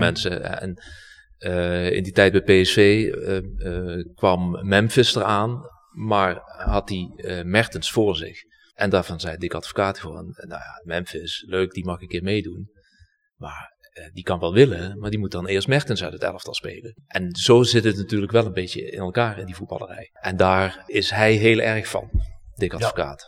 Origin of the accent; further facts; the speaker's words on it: Heerlen, Limburg, Netherlands; moved away as an adult; also born or lived in Hilversum; ik ben eh, geboren en getogen in Heerlen.